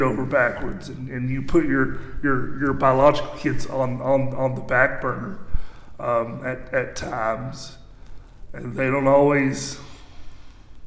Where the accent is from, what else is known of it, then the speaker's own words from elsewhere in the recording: Morrilton, Arkansas, United States; I grew up here in Morrilton my entire life